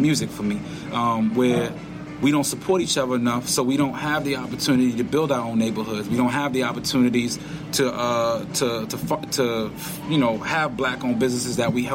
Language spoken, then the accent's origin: English; New York City, New York, United States; also born or lived in Westbury, Long Island; I grew up in Washington Heights, New York, which was, growing up, pretty bad area